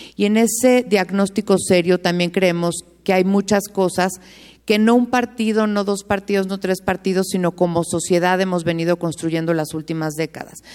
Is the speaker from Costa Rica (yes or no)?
no; Mexico; como mexicanos